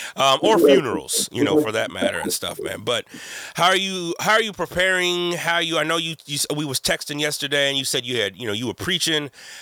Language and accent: English; Texas, United States; I grew up in Texas.